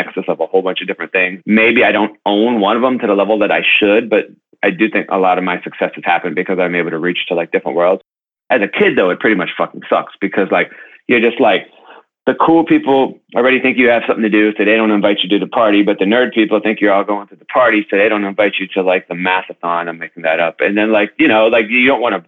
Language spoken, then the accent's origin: English; Youngstown, Ohio, United States; now in Brooklyn, United States; I grew up in Youngstown, Ohio, not too far from where you're at over there in Columbus.